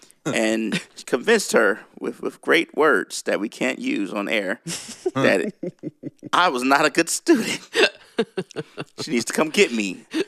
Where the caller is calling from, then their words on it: Nashville, Tennessee, United States; Way in Tennessee, Nashville, Tennessee.